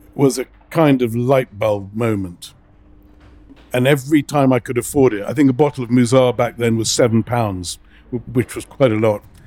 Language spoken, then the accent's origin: English; England, United Kingdom; now in Lebanon; I grew up in England at a time when I was this Arab kid